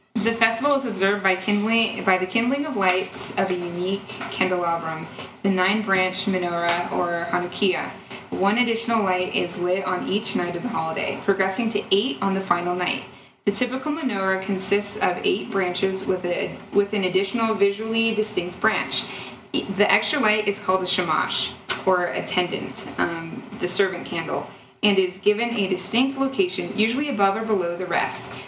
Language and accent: English; New York, United States; I grew up in New York, so I've been pretty exposed to Judaism